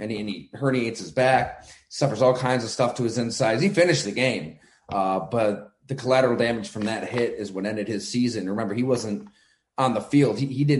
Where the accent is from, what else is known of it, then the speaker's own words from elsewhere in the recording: Ellicottville, New York, United States; also born or lived in Bradford, Pennsylvania; I grew up in Western New York, played high school ball at Ellicottville